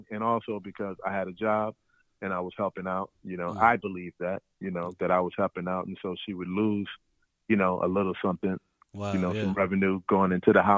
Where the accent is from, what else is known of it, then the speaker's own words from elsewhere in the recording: Chicago, Illinois, United States; I'm from Chicago